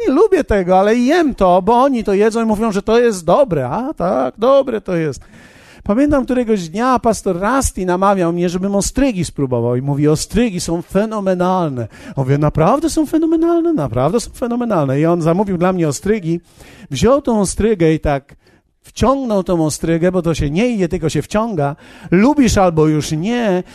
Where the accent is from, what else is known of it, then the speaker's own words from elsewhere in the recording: Poland; ja jestem, jestem z Polski